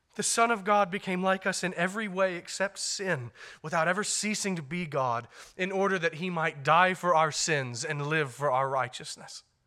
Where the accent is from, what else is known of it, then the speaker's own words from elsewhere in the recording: United States; We're very American